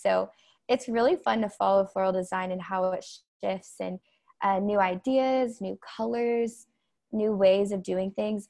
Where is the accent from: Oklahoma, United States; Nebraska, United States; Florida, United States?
Oklahoma, United States; Tulsa; I'm from Tulsa, Oklahoma